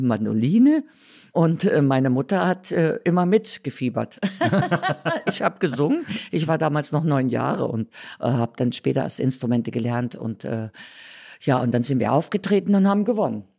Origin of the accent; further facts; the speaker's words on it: Thuringia, Germany; moved away as an adult; also born or lived in Berlin; dann in Thüringen geblieben